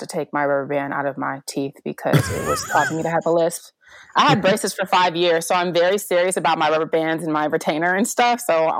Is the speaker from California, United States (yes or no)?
yes; Sacramento, California, United States; moved away as an adult; also born or lived in Baltimore; now in Houston, United States; I grew up in California. I'm from Sacramento.